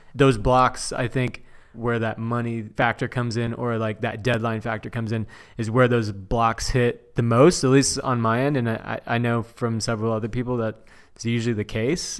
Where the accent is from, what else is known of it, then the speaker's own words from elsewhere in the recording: Chino Hills, California, United States; also born or lived in Diamond Bar; now in Orange County, United States; born and raised in Southern California. I grew up